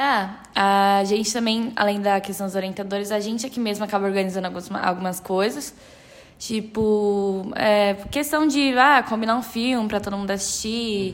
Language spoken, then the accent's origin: Portuguese; São Paulo, Brazil; eu sou de São Paulo mesmo